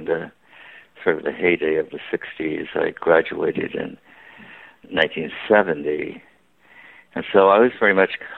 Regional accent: California, United States; also born or lived in San Luis Obispo, California / Bay Area, California; I grew up in California. You know, my father had a job that took him around the state, and so we moved a number of times. So, you know, I spent a lot of time in one place called San Luis Obispo until I was about 12. And then after that, we moved up to the Bay Area

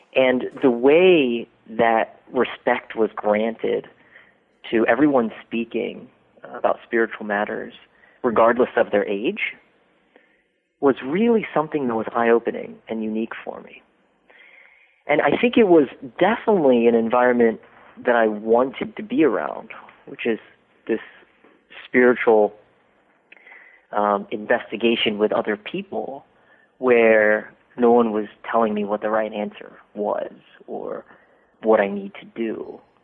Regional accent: Dayton, Ohio, United States; moved away; I grew up in Dayton, Ohio, in a little suburb called Centerville

